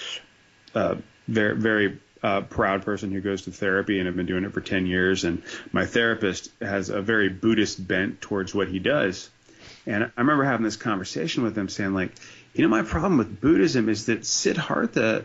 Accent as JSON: {"language": "English", "region": "New Jersey", "country": "United States", "said": "It's Jersey represent, man. I'm a proud citizen"}